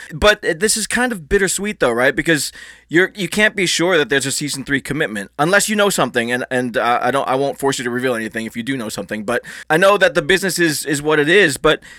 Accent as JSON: {"language": "English", "country": "Philippines", "said": "And we were talking before the show, and I'm Filipino myself."}